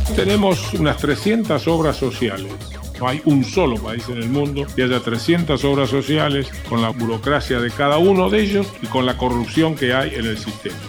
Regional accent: Argentina

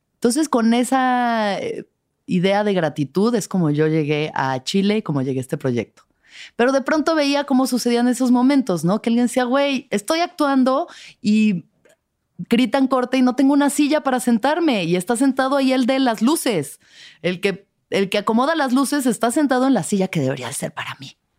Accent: Mexico; no soy intensa, soy mexicana. Soy mexicana.

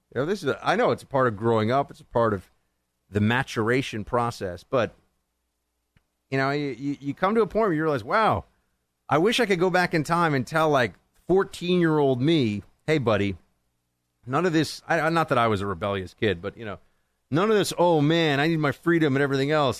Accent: New York, United States; here in New York State, my home state

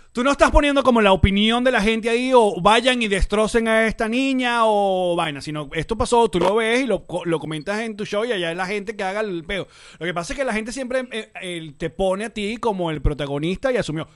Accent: Venezuela; now in United States; nosotros como venezolanos

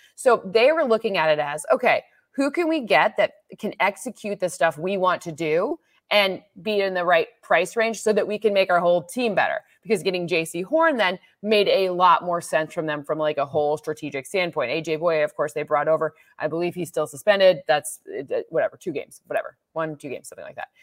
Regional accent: Michigan, United States; moved away; I'm from a very small town in Michigan

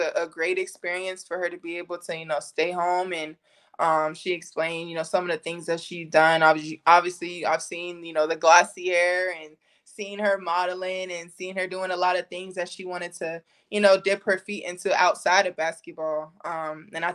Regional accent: Washington, District of Columbia, United States; DC is my hometown

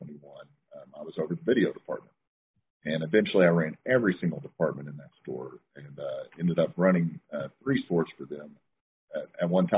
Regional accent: Long Grove, Oklahoma, United States; I grew up in a small town called Long Grove, Oklahoma, which is right outside of Ardmore, Oklahoma

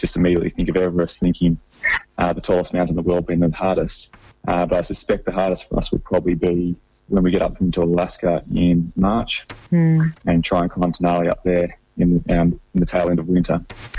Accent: Sydney, New South Wales, Australia; I'd done a lot of growing up in Sydney

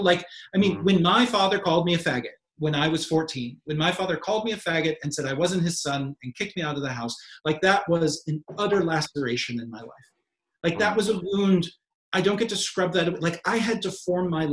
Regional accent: Kentucky, United States; as a kid growing up in Kentucky

